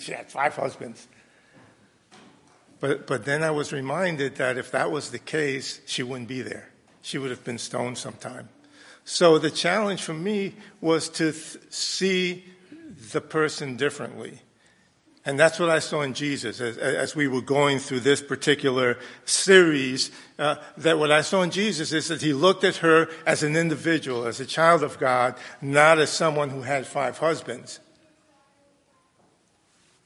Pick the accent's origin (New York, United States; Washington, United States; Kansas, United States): New York, United States; New York City; I grew up in New York City in integrated schools